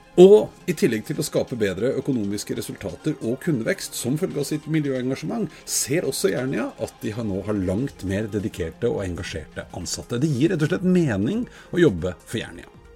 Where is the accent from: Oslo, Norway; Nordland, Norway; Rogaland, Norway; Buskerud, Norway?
Oslo, Norway; jeg er jo fra Storo, ikke så innmari langt opp i høyre her, sånn. Og nede i Grefsenveien, da jeg var liten